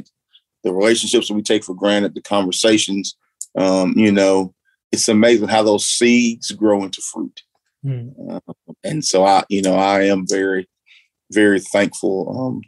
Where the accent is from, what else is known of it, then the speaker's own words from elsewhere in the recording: Florence, Alabama, United States; I grew up in Florence, Alabama.